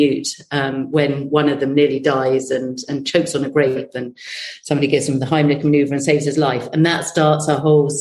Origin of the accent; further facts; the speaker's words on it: United Kingdom; we're British